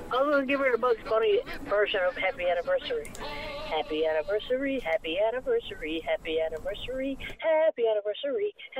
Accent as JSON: {"language": "English", "area": "the Goulds", "region": "Newfoundland and Labrador", "country": "Canada", "said": "Oh, I'm from the Goals. Goals rules, baby."}